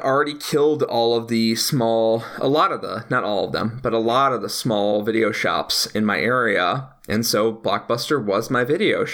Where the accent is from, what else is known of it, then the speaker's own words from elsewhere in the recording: Naperville, Illinois, United States; I grew up in Naperville, Illinois